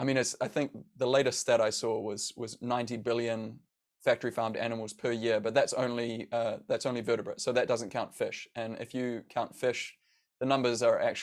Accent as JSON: {"language": "English", "country": "New Zealand", "tie": "born or raised there", "said": "growing up in New Zealand"}